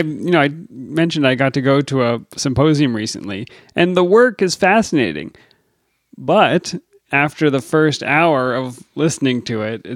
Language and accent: English; Virginia, United States; accent: Virginia; Say it with my Virginia accent.